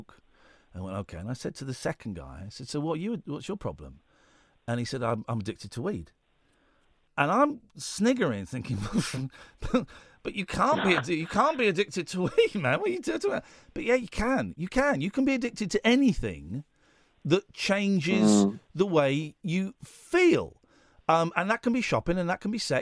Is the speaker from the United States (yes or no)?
no; United Kingdom; We're British